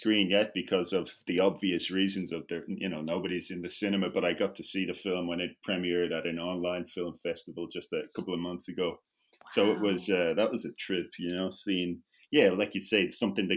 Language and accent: English; Dublin, Leinster, Ireland; moved away as an adult; also born or lived in Bogota, Colombia; now in Berlin, Germany; I live in Germany now, in Berlin, but I grew up in Dublin, the capital